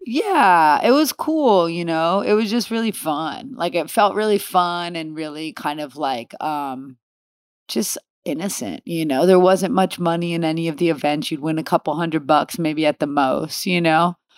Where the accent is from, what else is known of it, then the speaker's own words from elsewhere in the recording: Los Angeles, California, United States; also born or lived in Downey / Oceanside; I grew up in the valley here in L